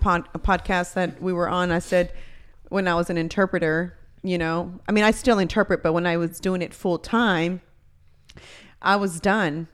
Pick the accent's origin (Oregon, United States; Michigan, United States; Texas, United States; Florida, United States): Texas, United States; Houston; also born or lived in College Station, Texas; I came back from Texas A and M, so I had just moved back to Houston